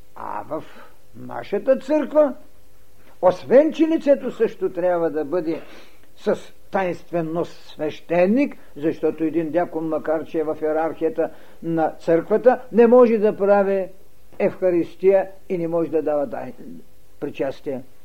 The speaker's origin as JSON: {"language": "Bulgarian", "country": "Bulgaria", "said": "ние българите"}